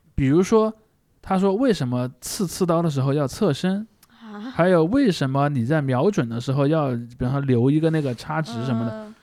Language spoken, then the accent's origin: Chinese; China; 我们中国人